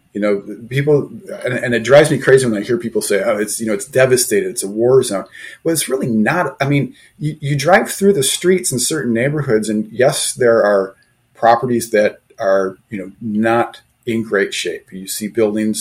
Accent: Detroit, Michigan, United States; I grew up in the Detroit area

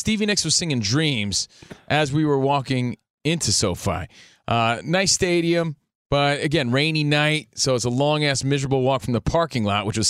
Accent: Union, New Jersey, United States; now in Los Angeles, United States; an East Coast kid, just a little kid from Union, New Jersey

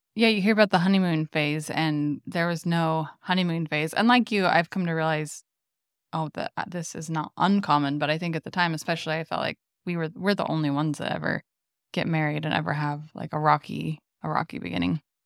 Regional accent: Gilbert, Arizona, United States; I'd lived in a suburb of the Phoenix area in Gilbert mm, basically my entire life

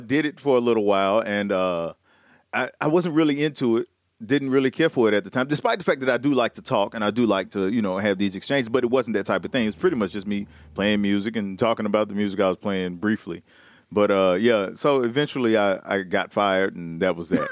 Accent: Tennessee, United States; I am from Tennessee

